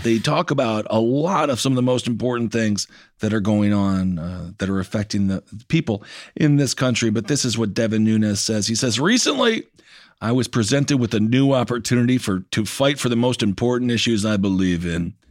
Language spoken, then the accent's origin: English; Wisconsin, United States; I'm from Wisconsin. I remember I took hunter safety